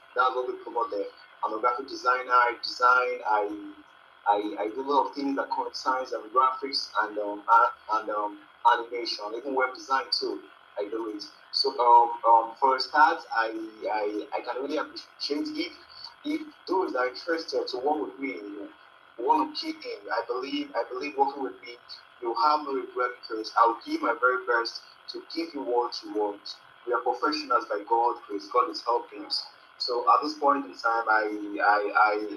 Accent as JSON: {"language": "English", "country": "Nigeria", "said": "I'm from Nigeria."}